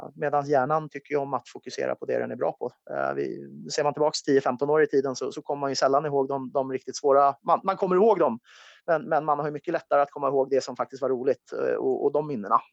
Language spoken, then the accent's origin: Swedish; Sweden; also born or lived in United States; som svensk